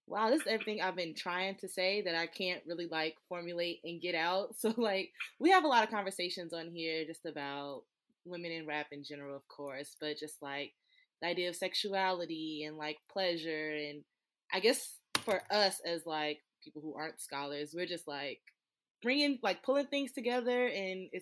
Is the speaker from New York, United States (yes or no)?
no; Chicago, Illinois, United States; I'm from Chicago. I'm not from the South.